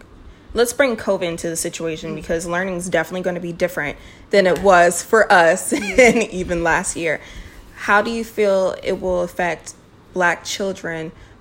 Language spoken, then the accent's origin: English; Alexandria, Virginia, United States; I grew up in Alexandria, Virginia, we grew up next to senators and ambassadors. We had a high tax income neighborhood or neighborhoods within itself.